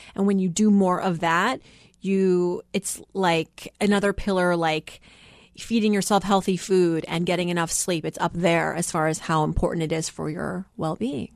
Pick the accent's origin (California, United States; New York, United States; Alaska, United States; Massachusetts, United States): Massachusetts, United States; Worcester; English is a second language; moved away; also born or lived in Philadelphia; growing up in Worcester, Massachusetts, you know, most people were Irish Catholic.